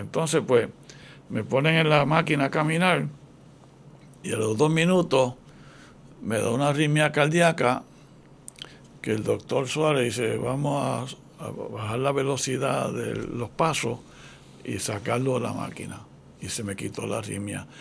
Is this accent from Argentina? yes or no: no; Ponce, Puerto Rico; yo nací en una bajeada en Ponce, bajeada Clausel, una familia pobrecita